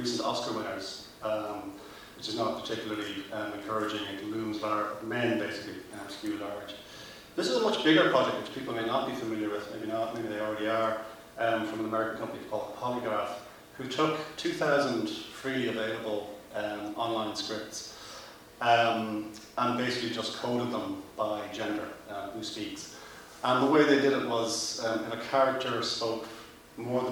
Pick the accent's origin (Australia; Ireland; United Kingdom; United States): Ireland; Dublin, Leinster; as a 10-year-old growing up in North Dublin, watching the hunger strikes